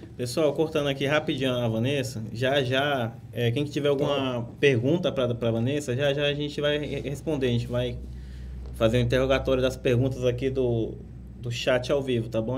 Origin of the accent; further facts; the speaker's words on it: Rondônia, Brazil; moved away; Até hoje eu falo porta, portão, e eu nasci em Rondônia